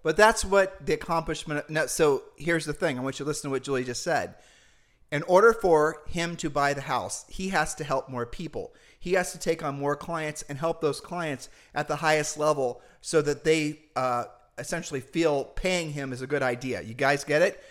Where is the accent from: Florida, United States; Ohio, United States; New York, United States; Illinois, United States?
Ohio, United States; We're humble people from Ohio